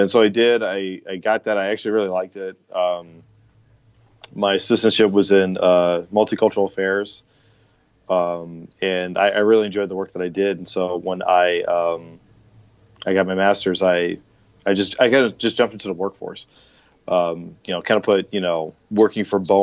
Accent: Baltimore, Maryland, United States; moved away as an adult; also born or lived in Minnesota / California; now in Arizona, United States; back in my hometown. I'm from Baltimore originally

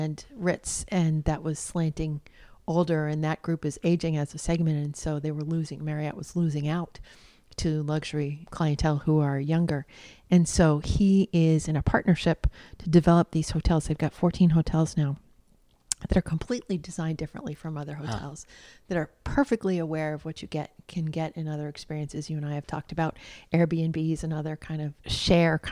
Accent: United States; I'm an American

